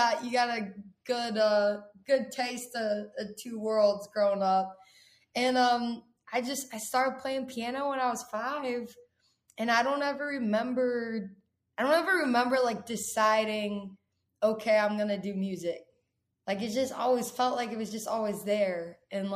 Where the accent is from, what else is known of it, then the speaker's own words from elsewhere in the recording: Texas, United States; also born or lived in San Antonio, Texas / Dallas, Texas; now in Nashville, United States; I was born in San Antonio, Texas. And then my family, we all moved to Dallas when I was like 8 or 9. So growing up in Texas